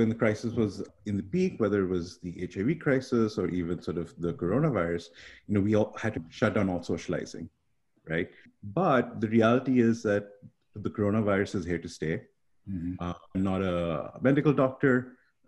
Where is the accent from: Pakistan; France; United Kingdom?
Pakistan; also born or lived in Canada; now in Central New York, United States; I grew up in Pakistan originally, and then I lived in Canada for about 17 years